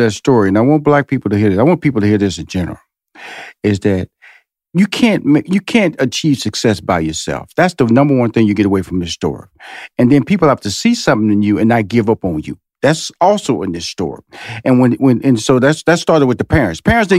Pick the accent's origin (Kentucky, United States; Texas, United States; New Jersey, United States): Texas, United States; Houston; Is that I'm from Houston, Texas, so I've been celebrating Juneteenth.